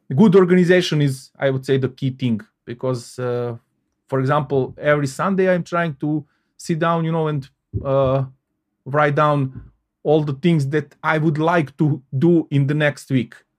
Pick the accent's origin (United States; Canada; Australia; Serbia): Serbia; Belgrade; moved away as an adult; now in Salzburg, Austria; I was born and, uh, uh, I, uh, lived in Belgrade, uh, capital of Serbia, uh, thirty-seven years